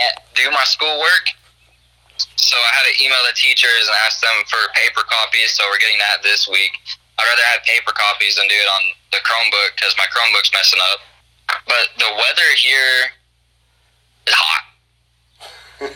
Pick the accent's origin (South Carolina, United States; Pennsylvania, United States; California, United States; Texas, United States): Texas, United States; also born or lived in Burkburnett, Texas; I'm originally from Texas